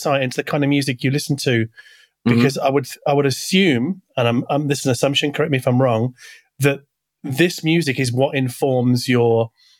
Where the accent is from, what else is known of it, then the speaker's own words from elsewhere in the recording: United Kingdom; also born or lived in Australia; being British and Australian